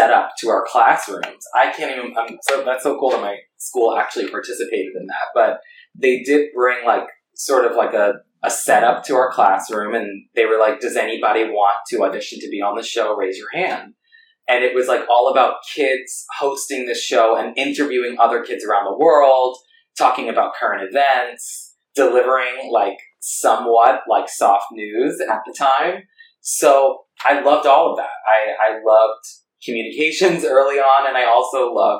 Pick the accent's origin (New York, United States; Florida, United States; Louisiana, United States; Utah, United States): New York, United States; I'm born and raised in New York.